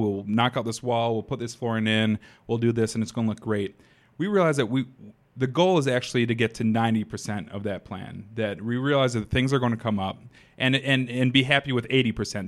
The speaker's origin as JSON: {"language": "English", "town": "Madison", "country": "United States", "tie": "born or raised there", "said": "born and raised in Madison"}